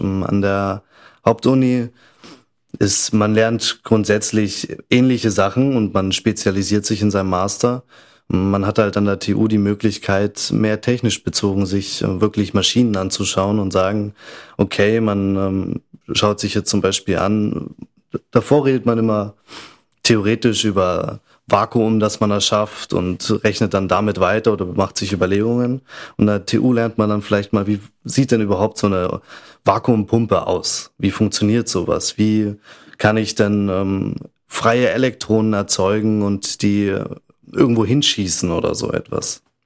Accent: Bavaria, Germany; moved away as an adult; also born or lived in Munich / Salzburg area (German side) / Innsbruck; now in Vienna, Austria; ich komme aus Bayern, bin auch in München geboren

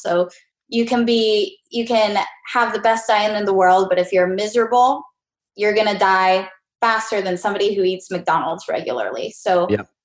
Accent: Mexico; I was born in Mexico

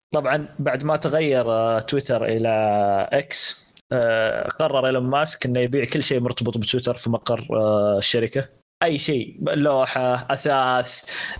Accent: Saudi Arabia; عندنا في السعوديه

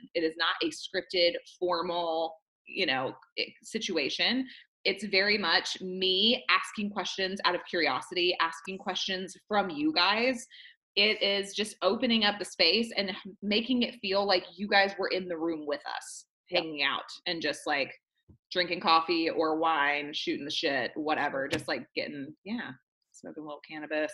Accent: the Bible Belt, the South, United States; I was raised in the South, in the Bible Belt

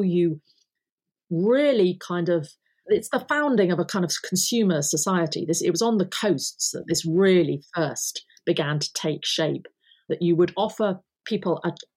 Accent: Yorkshire and the Humber, United Kingdom; growing up in North Yorkshire

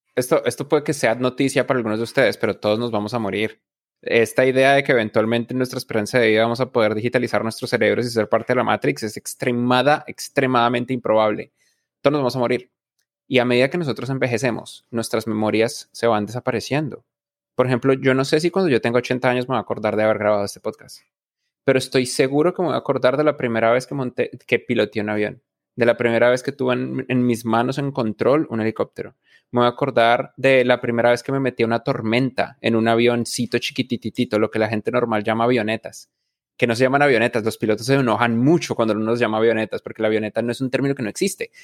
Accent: Bogotá, Colombia; moved away; yo nací en Bogotá, Colombia, yo soy un man de las montañas

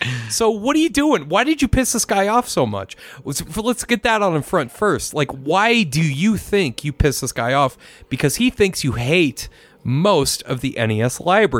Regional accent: Germany; English is a second language; So anyways … I'm from Germany

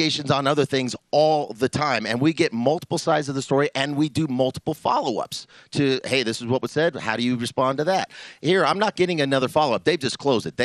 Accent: Denver, Colorado, United States; where I grew up in North Denver, I grew up right by the Broncos Stadium

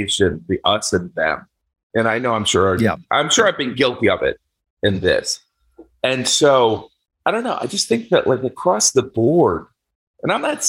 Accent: Indiana, United States; moved away; me growing up in Indiana

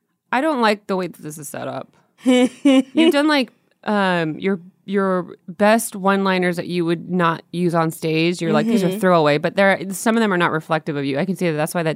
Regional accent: Modesto, California, United States; Northern California, Modesto, California.

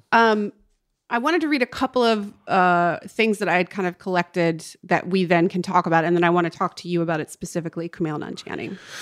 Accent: North Carolina, United States; now in Los Angeles, United States; my hometown in North Carolina

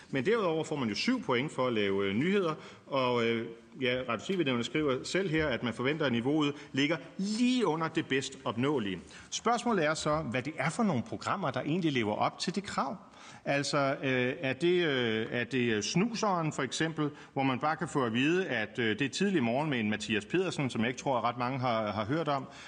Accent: Fredericia, Southern Denmark, Denmark; jeg er jo øh, født og opvokset i Fredericia

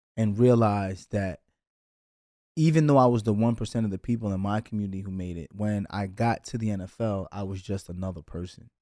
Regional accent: New York City, New York, United States; I'm from Brooklyn

